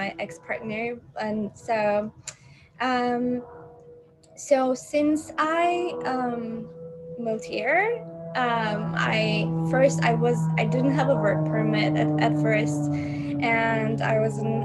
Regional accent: Turkey; it wasn't very supportive environment the way I was born in Turkey

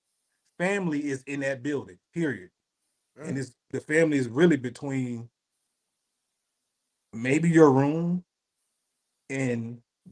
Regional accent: the South, United States; I'm from the South

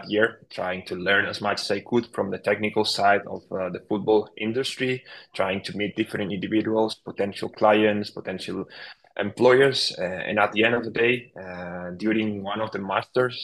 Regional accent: Barcelona, Catalonia, Spain; I followed my hometown club, FC Barcelona

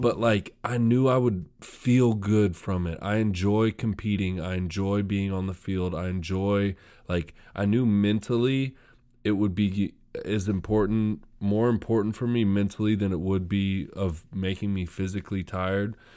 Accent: Sacramento, California, United States; I'm from Sacramento

